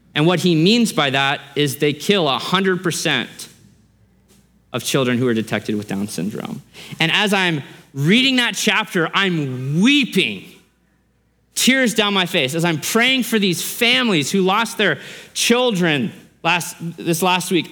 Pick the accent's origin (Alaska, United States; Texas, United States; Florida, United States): Alaska, United States; moved away; also born or lived in Australia / Idaho; I grew up in Alaska, Alaska, the last frontier, lots of guns, lots of hunting, lots of military bases up there